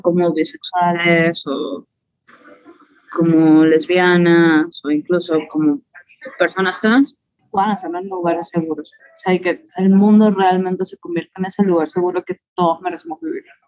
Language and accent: Spanish; Venezuela; now in Mexico City, Mexico; soy venezolana